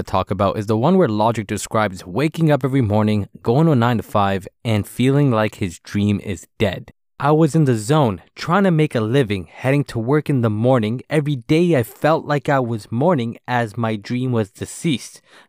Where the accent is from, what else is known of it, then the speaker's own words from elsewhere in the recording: Maryland, United States; See, I'm from Maryland.